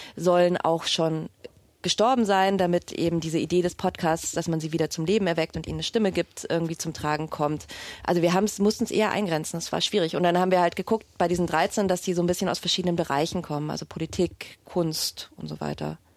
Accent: Munich, Bavaria, Germany; now in Berlin, Germany; ich komme jetzt aus München und wenn ich mit Leuten rede, mit denen ich in die Schule gegangen bin

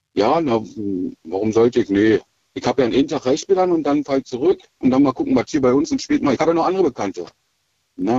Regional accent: Schwedt, Brandenburg, Germany; Aus Schwed

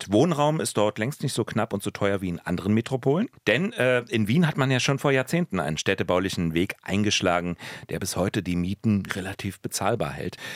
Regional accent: Berlin, Germany; können wir als Berliner natürlich

